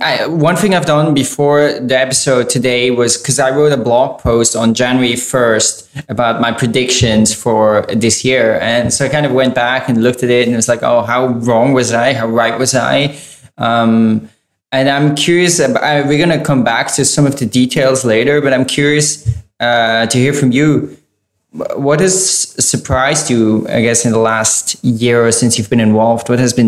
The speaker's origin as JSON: {"language": "English", "country": "Ukraine", "said": "from Ukraine."}